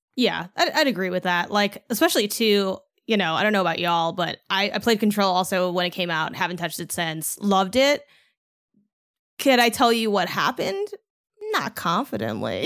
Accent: Chicago, Illinois, United States; moved away; I'm from Chicago

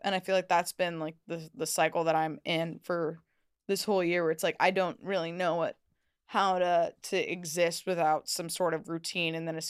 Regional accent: Los Angeles, California, United States; moved away; I'm from LA. I'm from Los Angeles.

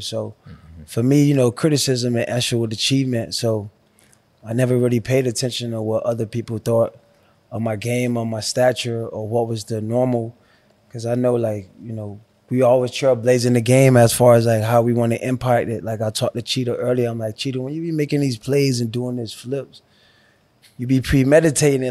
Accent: Miami, Florida, United States; moved away as an adult; growing up in Miami, Liberty City, you know, I had to bounce around

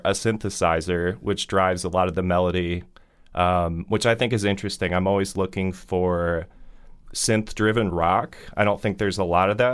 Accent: Fort Wayne, Indiana, United States; a DIY basement venue in my hometown

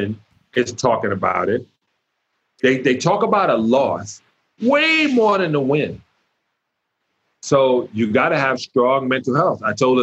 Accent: New York City, New York, United States; I grew up in Brooklyn

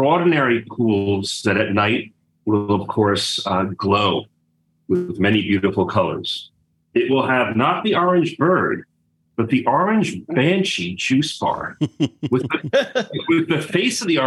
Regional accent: New York, United States; I'm from New York

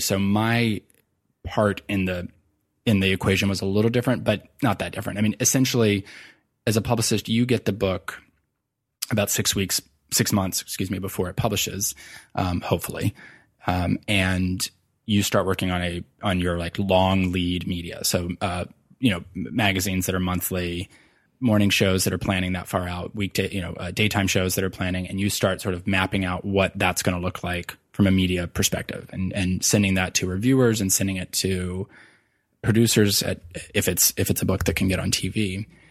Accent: Virginia, United States; moved away as an adult; also born or lived in New York City; moved back to my home state of Virginia

